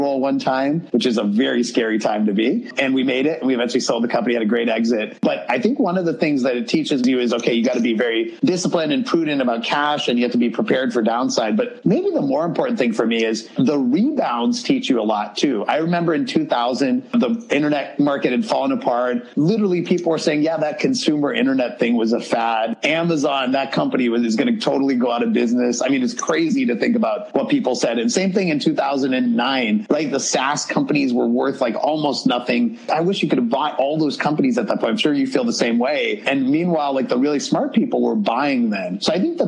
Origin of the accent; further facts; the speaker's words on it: Pennsylvania, United States; me with my brother and my dad growing up in Pennsylvania in the U.S.